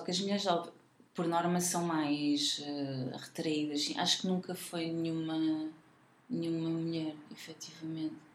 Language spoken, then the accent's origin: Portuguese; Leiria, Leiria District, Portugal; also born or lived in Nazaré; now in Lisbon, Portugal; Eu sou de Leiria, sim. Mais concretamente, nascida na Nazaré